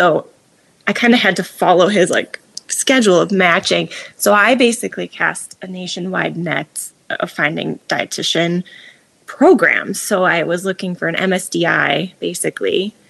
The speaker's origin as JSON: {"language": "English", "region": "Midwest", "country": "United States", "tie": "born or raised there", "said": "Growing up in the Midwest, you know, like I'm sure there's a lot of good places to live, right?"}